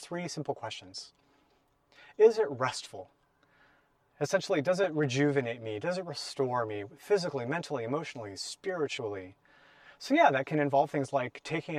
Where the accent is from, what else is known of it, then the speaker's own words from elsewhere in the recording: Portland, Oregon, United States; growing up in Portland as a kid